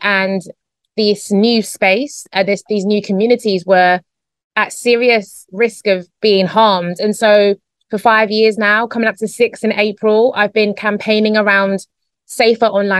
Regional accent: London, United Kingdom; moved away as an adult; now in Spain; Grew up in a small area called Newham in East London in the UK

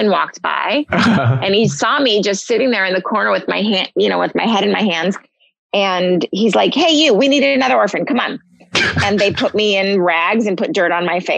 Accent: Malibu, California, United States; I grew up in Malibu, California

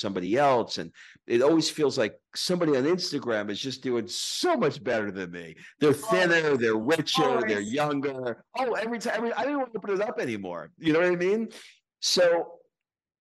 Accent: United States; moved away as an adult; now in Sicily, Italy; as an American moving to Italy

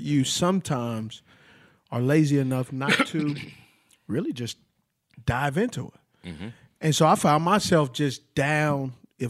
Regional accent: West Coast, United States; I'm from the West Coast, bro.

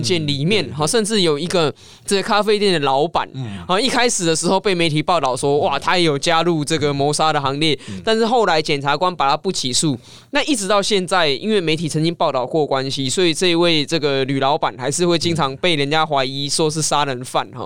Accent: Taiwan; 这样子的司法是不是我们台湾人民想要？

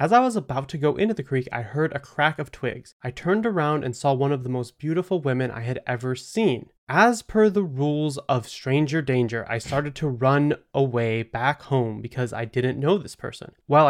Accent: Lost City, Oklahoma, United States; I grew up in Lost City, which already very spooky.

